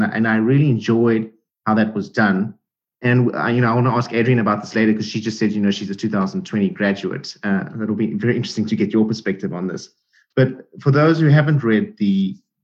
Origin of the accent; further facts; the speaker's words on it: South Africa; moved away as an adult; I am an immigrant. I came from South Africa 10 years ago